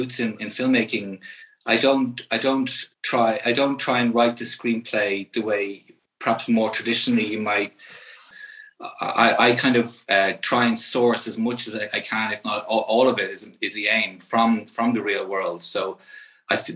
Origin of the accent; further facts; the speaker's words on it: Ireland; as an Irish citizen